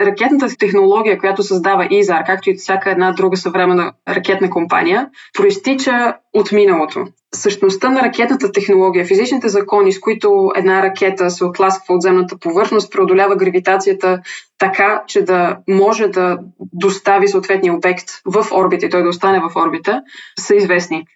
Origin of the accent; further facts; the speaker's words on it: Bulgaria; съм българка